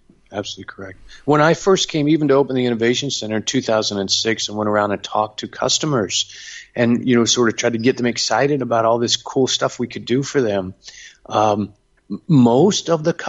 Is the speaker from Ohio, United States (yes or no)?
yes; Cincinnati, Ohio, United States; I grew up more or less in the Midwest, Cincinnati.